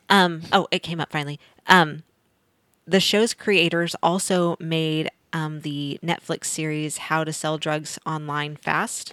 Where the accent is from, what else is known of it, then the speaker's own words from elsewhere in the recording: Missouri, United States; moved away; I grew up in Missouri